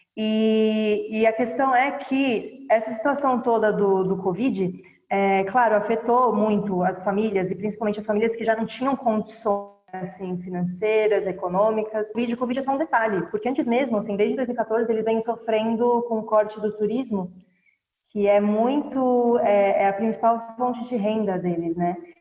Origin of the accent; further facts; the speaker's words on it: Brazil; moved away as an adult; also born or lived in Kenya; eu saí do Brasil